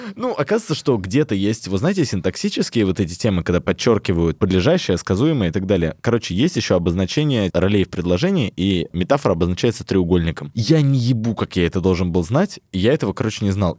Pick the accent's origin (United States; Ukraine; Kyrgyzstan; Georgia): Ukraine; Melitopol, Zaporizhzhia Oblast; я из Мелитополя